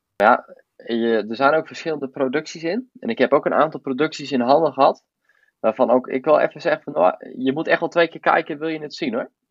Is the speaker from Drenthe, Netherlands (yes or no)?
no; Voorthuizen, Gelderland, Netherlands; ik kom uit Voorthuizen